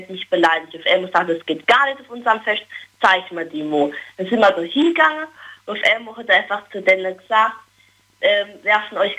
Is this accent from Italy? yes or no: no; Billigheim-Ingenheim, Rhineland-Palatinate, Germany